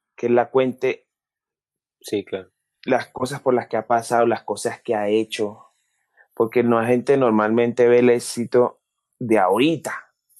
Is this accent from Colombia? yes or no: yes; Pacific region, Colombia; accent: Pacific; also born or lived in Cali; la gente de mi tierra, de la gente del Pacífico, las cosas que hablaban, porque me identifico con, con el acento